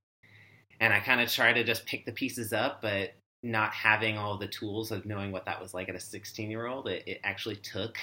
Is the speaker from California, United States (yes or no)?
no; Washington, United States; I'm originally from Washington State, born and raised there.